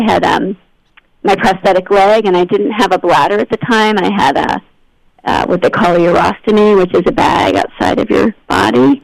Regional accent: Albany, New York, United States; moved away as an adult; also born or lived in Los Angeles / Massachusetts / France; I grew up in Albany, New York

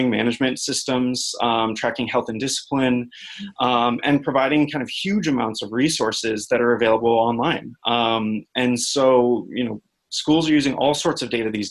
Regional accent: Silicon Valley, California, United States; moved away as an adult; also born or lived in Boulder, Colorado; now in Washington, D.C., United States; I grew up in Silicon Valley

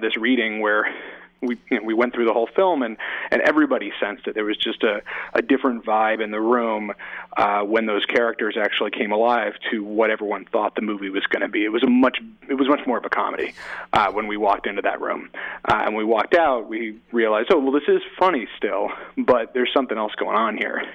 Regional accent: Oakland, California, United States; also born or lived in San Francisco / New York City; my hometown in San, you know, in Oakland and San Francisco

